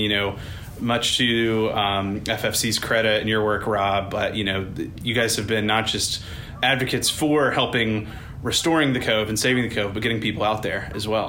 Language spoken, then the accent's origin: English; North Carolina, United States; now in Washington, D.C., United States; I'm from North Carolina originally, and I grew up fishing with my dad and with some friends. When I moved to D.C.